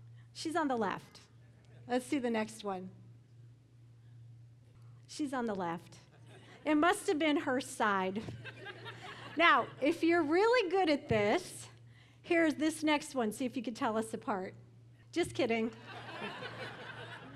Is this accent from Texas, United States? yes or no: no; Chicago, Illinois, United States; I'm from Chicago